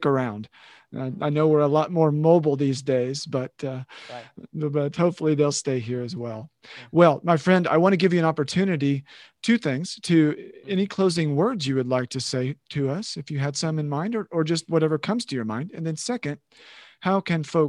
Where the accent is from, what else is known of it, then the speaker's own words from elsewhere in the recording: Oklahoma, United States; I was born and raised in Oklahoma